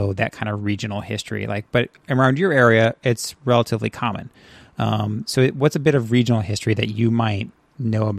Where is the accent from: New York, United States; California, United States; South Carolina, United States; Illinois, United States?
California, United States; Central Coast of; I grew up in Central California, in the Central Coast of California